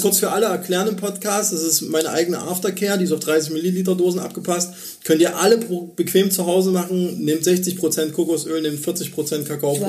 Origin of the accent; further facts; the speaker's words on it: Germany; als Deutscher